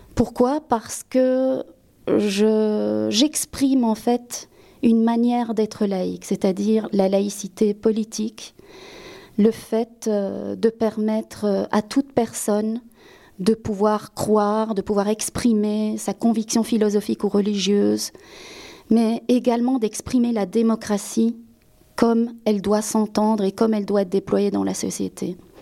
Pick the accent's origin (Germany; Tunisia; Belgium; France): Belgium; also born or lived in Spain; En tant qu'Espagnol d'origine, qui a été élevé par un père en tout cas un beau-père belge, qui a grandi en Belgique